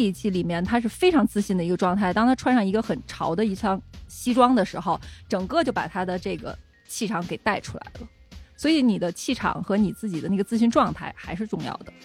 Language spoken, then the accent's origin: Chinese; China; 我们作为中国人